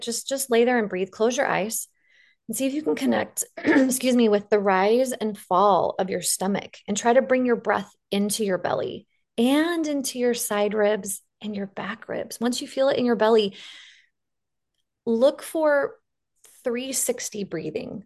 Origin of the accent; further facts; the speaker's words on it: the West, United States; accent: drawl; I'm from the West and we put a drawl on everything